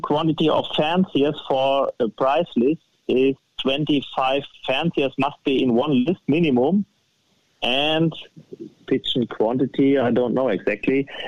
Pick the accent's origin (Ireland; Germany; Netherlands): Germany; close to Frankfurt, Hesse; English is a second language; moved away as an adult; now in northern Germany; close to Frankfurt, where I was born